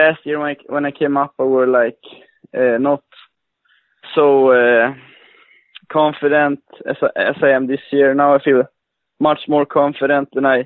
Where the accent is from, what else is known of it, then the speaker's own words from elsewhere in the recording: Luleå, Norrbotten County, Sweden; I'm from the northern part of Sweden, a city called Lulea.